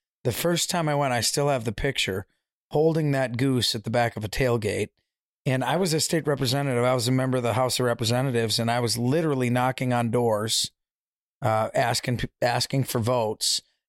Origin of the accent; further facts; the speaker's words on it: Waukesha, Wisconsin, United States; Waukesha, Wisconsin.